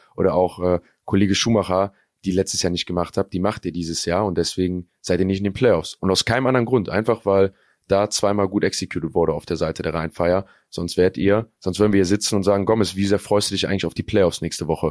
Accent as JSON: {"language": "German", "region": "North Rhine-Westphalia", "country": "Germany", "tie": "born or raised there", "said": "Wir sind hier in NRW aufgewachsen"}